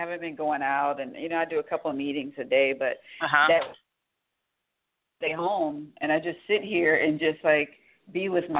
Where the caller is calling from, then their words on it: Atlanta, Georgia, United States; I am calling from Atlanta, Georgia.